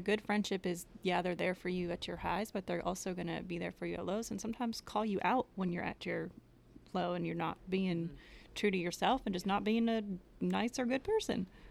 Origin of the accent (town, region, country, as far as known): Connecticut, United States; moved away as an adult; now in Knoxville, United States